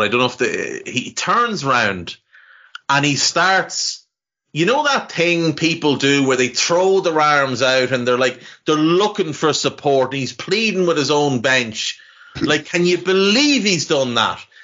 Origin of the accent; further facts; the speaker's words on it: Navan, County Meath, Ireland; I grew up in Ireland in the 80s and 90s